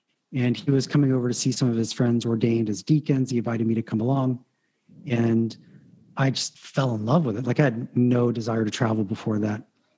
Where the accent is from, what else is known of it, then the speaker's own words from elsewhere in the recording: Atlanta, Georgia, United States; moved away as an adult; now in Rome, Italy; Okay. Well, I'm originally from Atlanta.